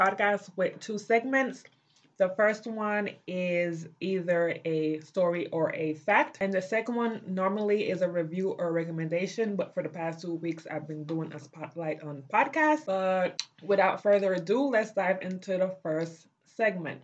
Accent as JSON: {"language": "English", "country": "Belize", "tie": "born or raised there", "moved": "yes", "lives_now": "United States", "said": "growing up in Belize"}